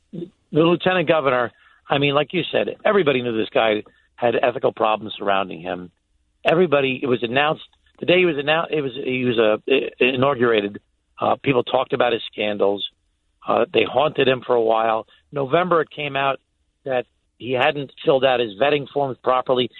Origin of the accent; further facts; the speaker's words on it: Glen Cove, New York, United States; I was the mayor of a small city in my hometown, Glen Cove